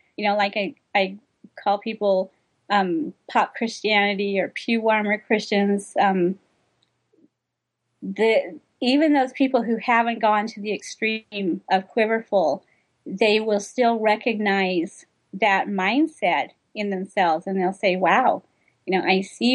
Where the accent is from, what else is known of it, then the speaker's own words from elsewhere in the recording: United States; I'm American